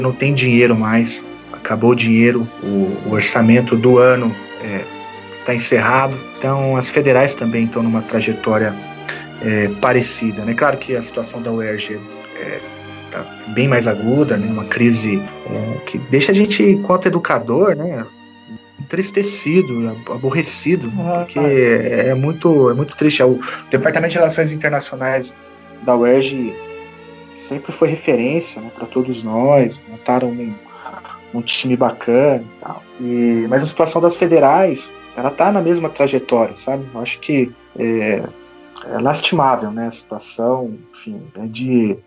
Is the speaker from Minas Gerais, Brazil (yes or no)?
yes; Minas Gerais, Brazil; universidades federais do estado de Minas Gerais, que é de onde eu venho